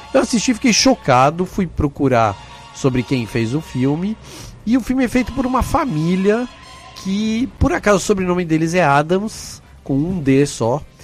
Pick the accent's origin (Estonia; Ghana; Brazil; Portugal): Brazil; eu sou do Brasil